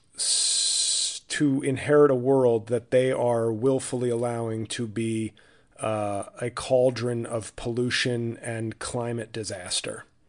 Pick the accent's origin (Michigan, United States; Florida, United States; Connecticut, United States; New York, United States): New York, United States; now in New Jersey, United States; I live in Jersey. I'm from New York.